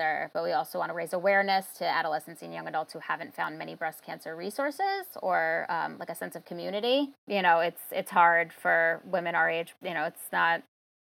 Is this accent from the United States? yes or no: yes; Long Island, New York, United States; now in Queens, New York, United States; originally from Long Island, but currently reside in Queens, New York